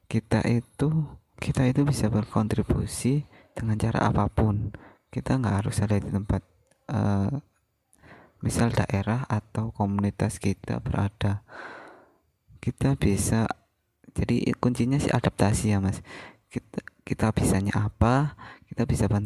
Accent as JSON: {"language": "Indonesian", "town": "Pasuruan", "region": "East Java", "country": "Indonesia", "lives_now": "Jakarta, Indonesia", "said": "kalau aku ditanyain gitu jujur aku minder aku malu kalau aku jawab dari Pasuruan karena aku mikirnya mereka bakal nggak tahu"}